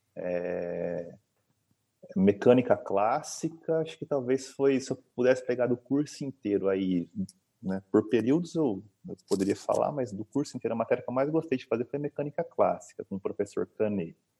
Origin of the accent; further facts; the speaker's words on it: Maringá, Paraná, Brazil; moved away as an adult; also born or lived in Boa Esperança, Paraná; now in Uberaba, Brazil; sou nascido fora, mas sou praticamente criado em Maringá.